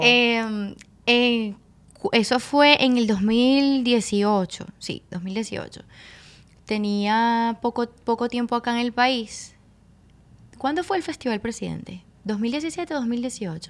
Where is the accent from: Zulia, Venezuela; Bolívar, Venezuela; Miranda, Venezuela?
Miranda, Venezuela; Caracas; moved away as an adult; now in Dominican Republic; Yo soy de Caracas, Venezuela, específicamente de Petare.